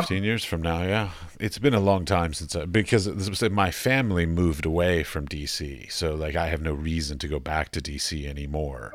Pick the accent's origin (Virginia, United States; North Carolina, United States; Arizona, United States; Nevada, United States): Virginia, United States; Arlington; I grew up in Arlington